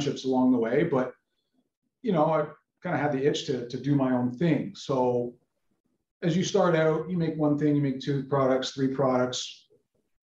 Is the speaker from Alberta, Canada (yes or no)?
no; Toronto, Ontario, Canada; I grew up in Toronto, Canada.